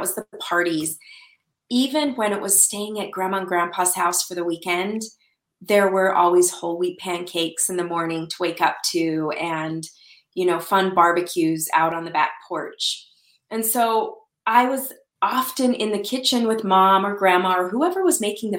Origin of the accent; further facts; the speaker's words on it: Salt Lake City, Utah, United States; also born or lived in Saudi Arabia / Arizona; I grew up in Salt Lake City, Utah, and we lived all over. My family lived overseas in Saudi Arabia for a few years when I was little, and then moved back to the States, to Utah.